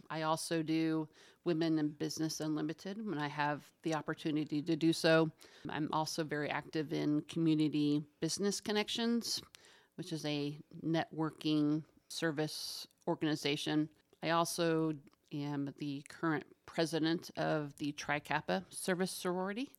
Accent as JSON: {"language": "English", "town": "Winchester", "region": "Indiana", "country": "United States", "tie": "born or raised there", "moved": "as an adult", "lives_now": "Muncie, United States", "said": "I grew up in Winchester"}